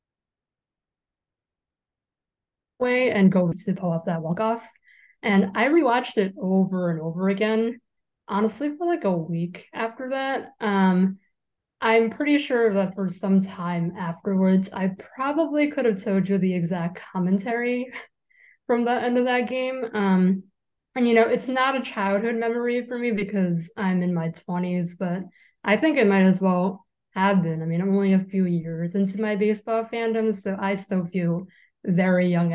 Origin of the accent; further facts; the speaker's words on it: New York, United States; a born and raised lifelong New Yorker